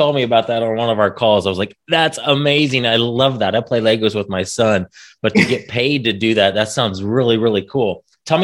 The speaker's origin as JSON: {"language": "English", "region": "Indiana", "country": "United States", "said": "I'm from Indiana."}